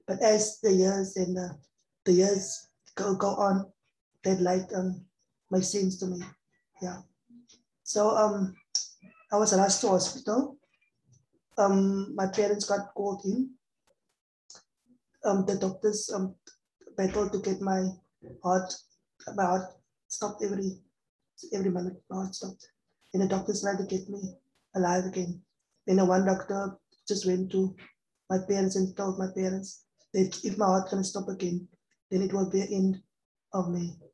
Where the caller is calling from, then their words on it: Cape Town, Western Cape, South Africa; And I'm, I'm talking from South Africa, Cape Town.